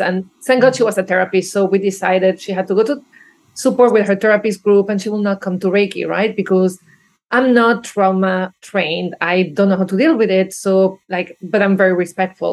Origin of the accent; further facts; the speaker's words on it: Venezuela; moved away; I grew up probably in Venezuela